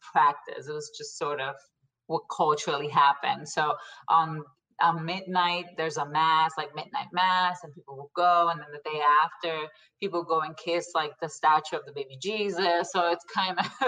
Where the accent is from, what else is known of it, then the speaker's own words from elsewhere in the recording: Puerto Rico; moved away as an adult; now in United States; So I'm originally born and raised in Puerto Rico. I'm from the west coast of the island. So I grew up there my whole life until I married